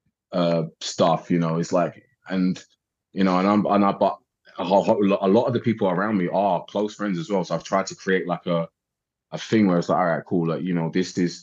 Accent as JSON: {"language": "English", "country": "United Kingdom", "accent": "English", "said": "I'm from Britain"}